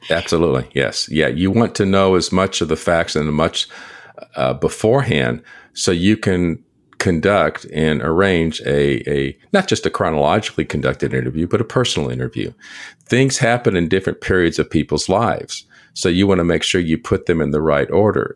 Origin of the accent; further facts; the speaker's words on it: San Antonio, Texas, United States; I'm from San Antonio, Texas